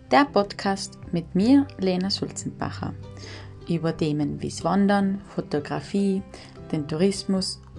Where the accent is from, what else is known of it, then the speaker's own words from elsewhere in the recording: South Tyrol, Trentino-Alto Adige, Italy; accent: South Tyrolean dialect; now in Kartitsch, Austria; Agitsch wird ein Mädchen in Südtirol genannt, meiner Heimat, und Katitsch ist mein derzeitiger Wohnort, ein kleines Bergsteigerdorf in Osttirol, nahe Südtirol unterhalb von Karnischen Höhenweg.